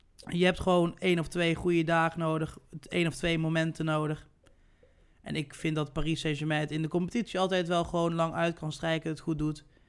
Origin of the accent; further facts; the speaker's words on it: Netherlands; wij als Nederlanders